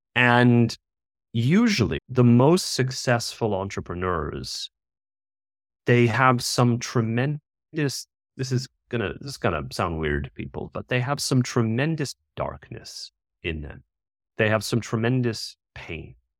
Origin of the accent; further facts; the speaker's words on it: United States; moved away as an adult; now in India; I'm originally American